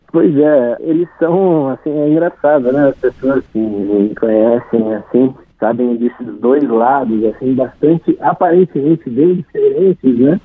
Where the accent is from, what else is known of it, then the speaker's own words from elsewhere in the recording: Poços de Caldas, Minas Gerais, Brazil; da cidade de Pós de Caldas, Minas Gerais, que é a minha cidade natal.